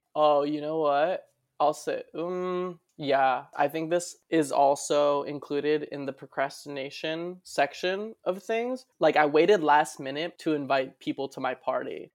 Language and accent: English; West New York, New Jersey, United States; now in Brooklyn, United States; West New York, New Jersey is my hometown